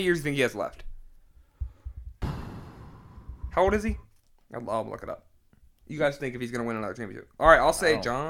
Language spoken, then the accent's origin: English; North Carolina, United States; I grew up like in North Carolina.